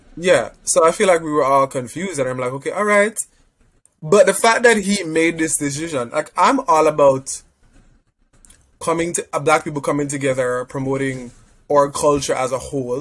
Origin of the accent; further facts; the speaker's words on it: Jamaica; moved away; I'm Jamaican.